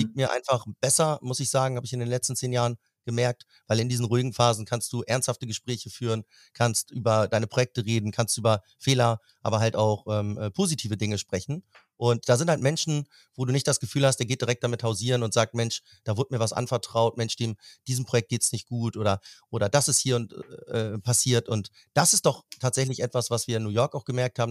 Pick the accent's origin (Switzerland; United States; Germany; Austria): Germany; Hamburg; now in Berlin, Germany; meine Heimat. Bin gebürtiger Hamburger.